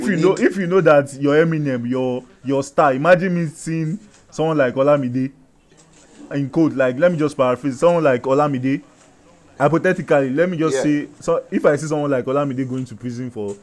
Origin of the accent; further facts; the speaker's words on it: Nigeria; Like us being Nigerians, like we just feel like, okay, I'm a Nigerian.